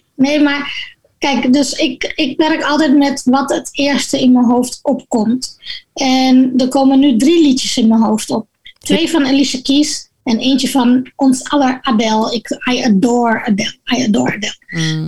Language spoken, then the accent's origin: Dutch; Gorinchem, South Holland, Netherlands; moved away as an adult; now in Suriname; zij verhuisde vanuit Dordrecht naar Gorinchem, waar ik ben opgegroeid